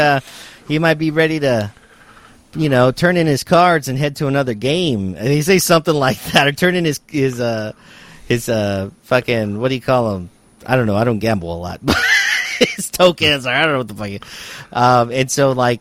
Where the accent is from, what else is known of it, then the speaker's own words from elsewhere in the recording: Texas, United States; I'm from Texas, I am from the inner city